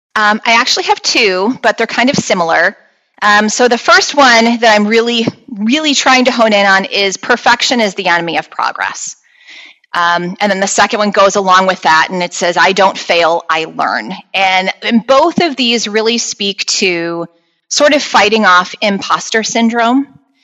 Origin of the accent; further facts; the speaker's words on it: Chicago, Illinois, United States; I was born and raised here around Chicago, Illinois